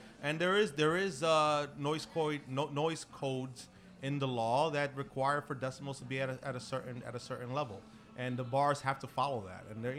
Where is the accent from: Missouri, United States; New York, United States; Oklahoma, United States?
New York, United States; Brooklyn; I did.